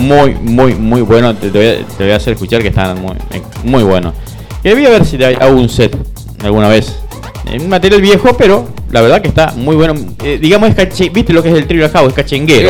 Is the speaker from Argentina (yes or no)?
yes; Rosario, Santa Fe, Argentina; also born or lived in Pérez; nacido y viví toda la vida en Rosario.